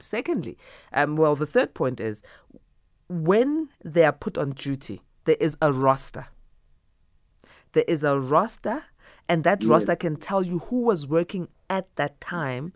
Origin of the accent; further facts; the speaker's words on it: South Africa; as a South African.